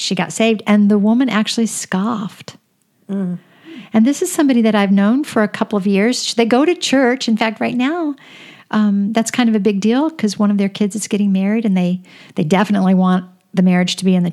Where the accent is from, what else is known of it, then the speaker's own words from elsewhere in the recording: Florida, United States; I grew up in Florida